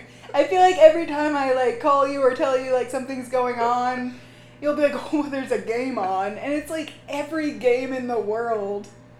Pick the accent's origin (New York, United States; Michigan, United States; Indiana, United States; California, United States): Indiana, United States; near Purdue; I grew up near there.